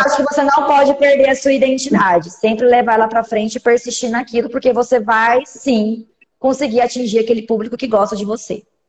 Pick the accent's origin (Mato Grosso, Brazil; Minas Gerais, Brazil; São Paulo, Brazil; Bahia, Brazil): Mato Grosso, Brazil; Cuiabá; Sou daqui de Cuiabá, Mato Grosso